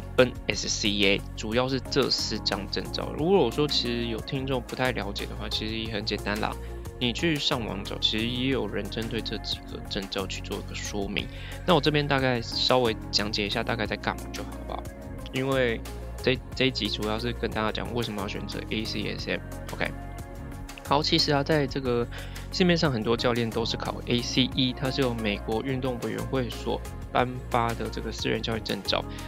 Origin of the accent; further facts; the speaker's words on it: Taiwan; first language Chinese; 我也是台湾人，比较强的母语是中文